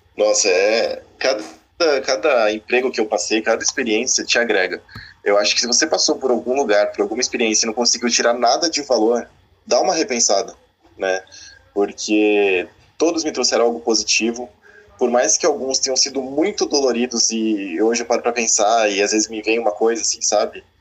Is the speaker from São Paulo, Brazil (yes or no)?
yes; Santos, São Paulo, Brazil; moved away as an adult; also born or lived in Francisco Beltrão, Paraná; eu sou santista e estava lá em Santos, na praia